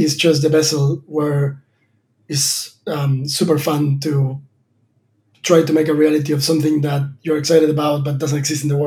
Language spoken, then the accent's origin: English; Argentina; moved away as an adult; I was born in Argentina and a farm. My dad is a farmer